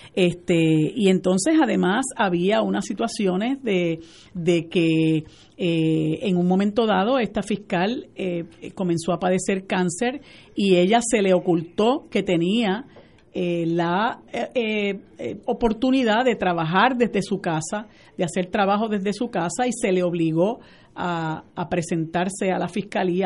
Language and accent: Spanish; Puerto Rico; also born or lived in United States; nosotros como puertorriqueños